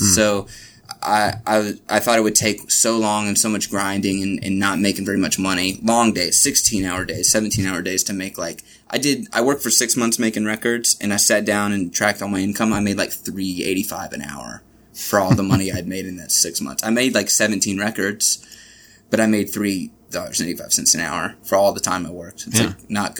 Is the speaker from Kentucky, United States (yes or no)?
yes; Richmond, Kentucky, United States; moved away as an adult; I was born in Richmond, Kentucky. I lived there for my whole life